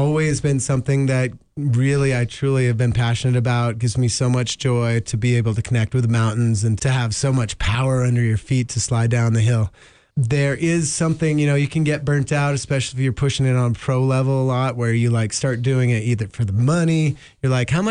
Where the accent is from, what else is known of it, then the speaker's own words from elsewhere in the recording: Jackson, Wyoming, United States; my family moved here in 1980. I grew up on Snow King, grew up going on Teton Pass